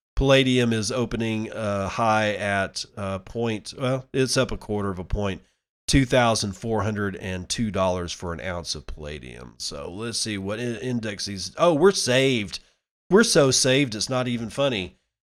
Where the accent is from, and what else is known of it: United States